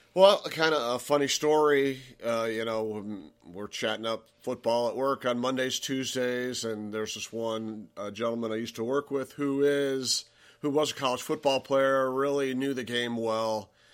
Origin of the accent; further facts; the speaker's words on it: Cleveland, Ohio, United States; we're from Cleveland